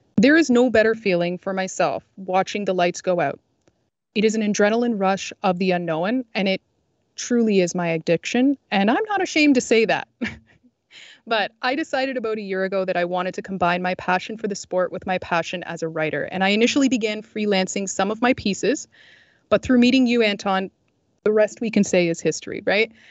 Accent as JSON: {"language": "English", "country": "Canada", "tie": "born or raised there", "said": "I grew up in Canada. I live in Canada."}